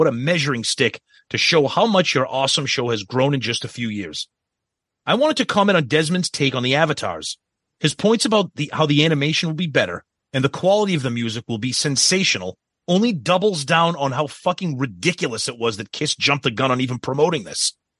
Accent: New Jersey, United States; I was a teenager growing up in New Jersey when … came out.

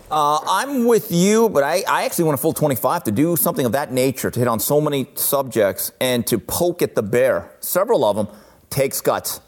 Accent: Los Angeles, California, United States; I'm this Asian kid growing up in East LA, suburban family

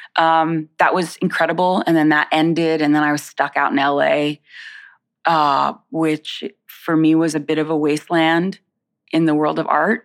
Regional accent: Winter Haven, Florida, United States; also born or lived in South Bronx, New York; now in New York, United States; I was born in the South Bronx. I was raised here till I was about seven or eight years old, and then I went to Central Florida. So around, um, I would say about an hour south of the Disney

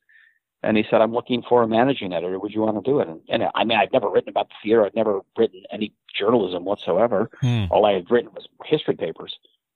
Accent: Geneseo, New York, United States; I grew up in Genesee, New York, a small town outside of Rochester, New York.

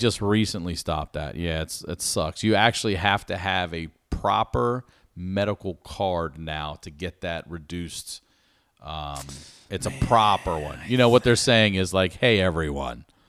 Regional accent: Baltimore, Maryland, United States; I'm from Baltimore

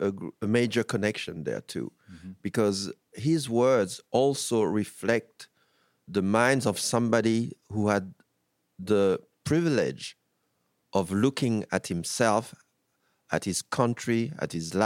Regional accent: France; also born or lived in United States; I have a very distant look to France sometimes because I grew up in France as well.

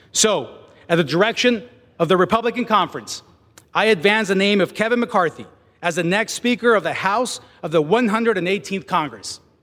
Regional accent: Mexico; English is a second language; now in United States; I was born in Mexico.

